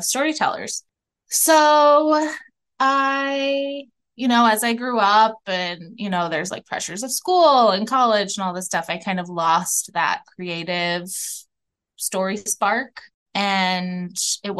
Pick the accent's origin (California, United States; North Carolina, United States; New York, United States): New York, United States; outside of New York City, United States; now in Minneapolis, United States; I grew up outside of New York City